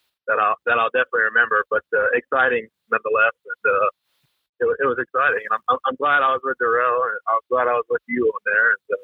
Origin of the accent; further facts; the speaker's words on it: South Louisiana, United States; I'm from South Louisiana.